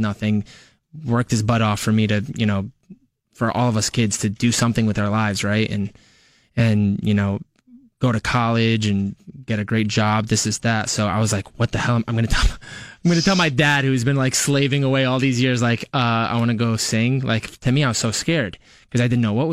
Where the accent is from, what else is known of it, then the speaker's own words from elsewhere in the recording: Westchester, New York, United States; moved away as an adult; also born or lived in Los Angeles; I'm born and raised in Westchester